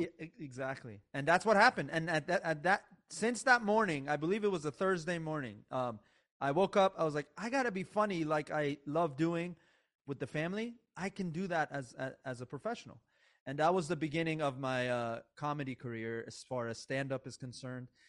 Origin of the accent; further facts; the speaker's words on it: United States; also born or lived in Iran; I really grew up, um, just when I moved to America at the age of eight, uh, which, by the way, I, I, I, I was born in Iran